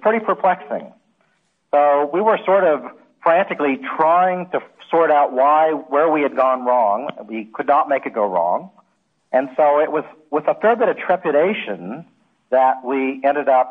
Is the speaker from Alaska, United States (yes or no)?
yes; Alaska, United States; moved away; I grew up in Alaska